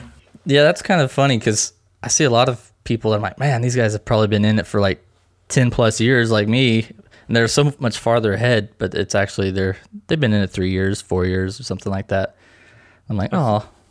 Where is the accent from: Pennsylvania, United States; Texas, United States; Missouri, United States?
Missouri, United States; Lebanon; I'm from a small town called Lebanon, Missouri. Uh, it's right in the middle of the state